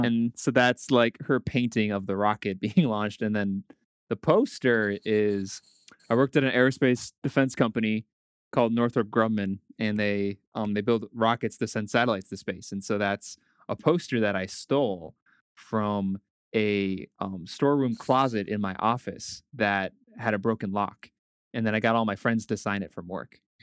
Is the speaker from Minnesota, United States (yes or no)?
yes; Blaine, Minnesota, United States; I grew up near the National Sports Center